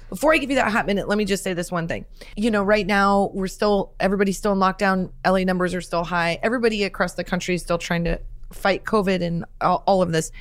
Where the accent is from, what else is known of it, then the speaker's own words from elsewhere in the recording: Nebraska, United States; growing up in Nebraska, my mom was a teacher and my dad sold cars